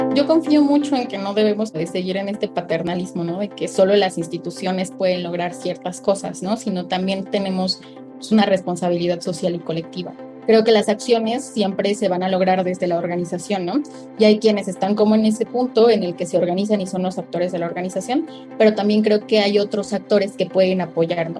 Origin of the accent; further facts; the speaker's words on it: Tlahuitoltepec, Oaxaca, Mexico; Tlahuitoltepec, que es mi pueblo